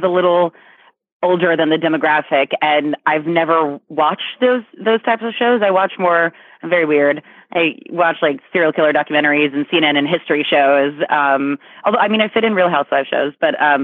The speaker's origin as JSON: {"language": "English", "region": "New York", "country": "United States", "moved": "yes", "said": "I get to be in New York. I'm from New York"}